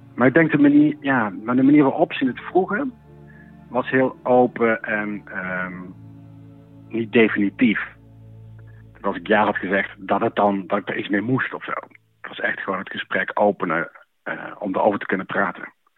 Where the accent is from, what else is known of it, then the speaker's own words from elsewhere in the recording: Netherlands; moved away as an adult; Ik kwam uit Wimburg